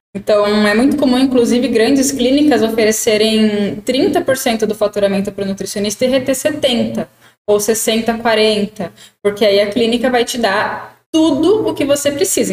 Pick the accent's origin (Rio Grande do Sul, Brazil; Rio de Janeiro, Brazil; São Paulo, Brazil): São Paulo, Brazil; interior of; a gente aqui é do interior de São Paulo